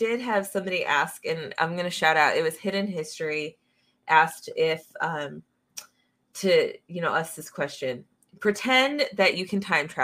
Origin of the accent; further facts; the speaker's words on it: Phoenix, Arizona, United States; I grew up in Phoenix